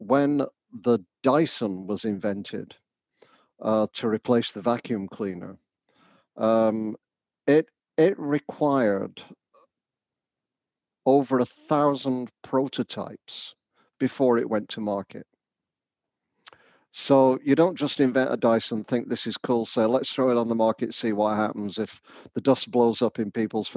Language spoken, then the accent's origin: English; the north of England, United Kingdom; now in Canada; you'll guess from my accent, I'm not Canadian. I come from the north of England originally